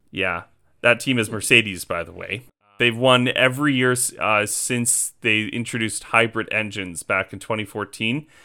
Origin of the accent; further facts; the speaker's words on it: just outside of Edmonton, Alberta, Canada; moved away as an adult; now in Saskatoon, Canada; I was born and raised just outside of Edmonton